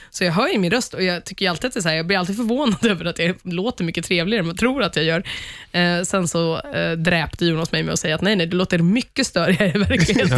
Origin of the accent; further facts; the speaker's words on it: Sweden; som svensk